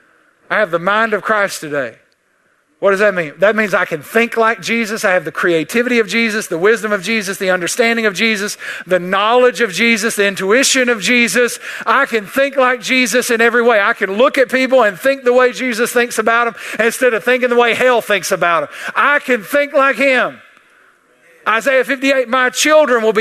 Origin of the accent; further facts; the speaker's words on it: East Texas, United States; I'm from East Texas